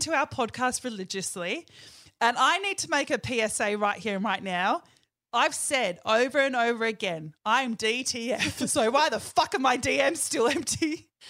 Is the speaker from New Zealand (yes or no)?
yes; New Zealand; accent: Kiwi; my Kiwi accent